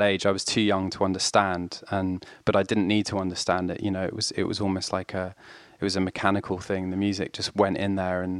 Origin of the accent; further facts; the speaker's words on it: France; And so my sister and I grew up in France, in rural France, with my mum. My dad carried on living in London.